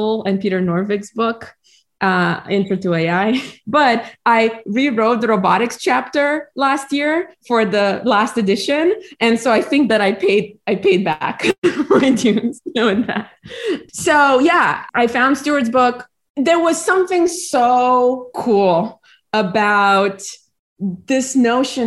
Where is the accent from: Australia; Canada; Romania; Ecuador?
Romania; moved away as an adult; now in United States; I was born in Romania and I lived there throughout high school.